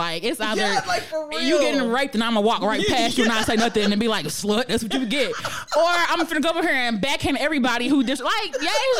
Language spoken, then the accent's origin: English; Philadelphia, Pennsylvania, United States; I'm still from Philly, West Philadelphia, born and raised. on the playground.